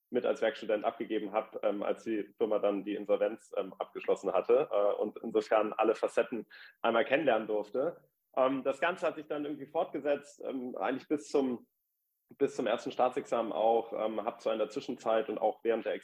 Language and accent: German; Hamburg, Germany; moved away as an adult; also born or lived in Munich / Passau; now in Berlin, Germany; geboren in München, aufgewachsen in Hamburg, äh, bin ich vor 15 Jahren nach Berlin gezogen.